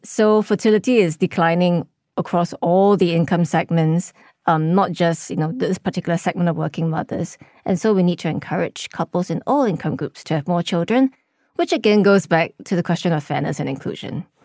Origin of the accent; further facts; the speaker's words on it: Singapore; we're not Singaporean